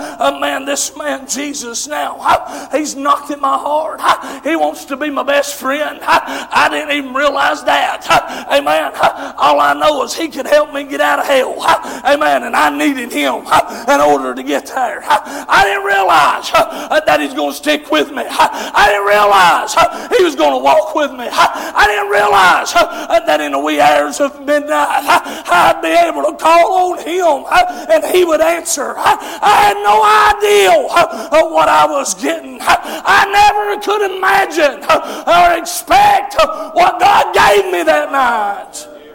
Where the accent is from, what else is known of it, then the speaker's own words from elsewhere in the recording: Tennessee, United States; Some folks, when I talk, they think I'm from Southeast Kentucky. I'm right on the border, but I'm still across the border. I'm down there in Tennessee.